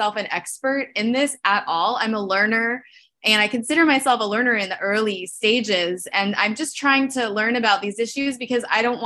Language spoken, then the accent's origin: English; Memphis, Tennessee, United States; I am from Memphis, Tennessee